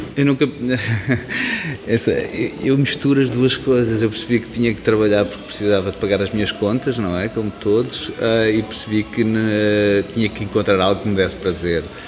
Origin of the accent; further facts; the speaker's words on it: Leiria, Centro, Portugal; moved away as an adult; also born or lived in Lisbon; saí de Leiria, ou seja, vim para Lisboa estudar